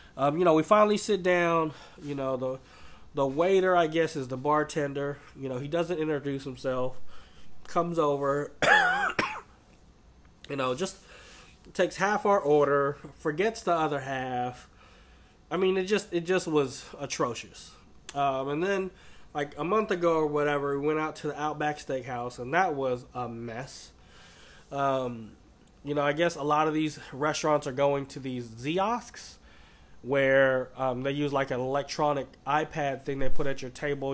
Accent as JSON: {"language": "English", "town": "Oakland", "region": "California", "country": "United States", "tie": "born or raised there", "said": "growing up in Oakland"}